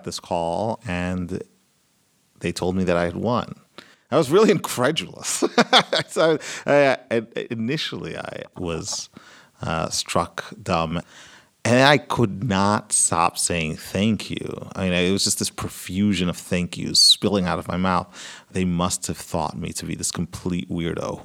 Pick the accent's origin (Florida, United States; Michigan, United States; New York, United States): New York, United States; New York City; born or raised there; also born or lived in Santo Domingo, Dominican Republic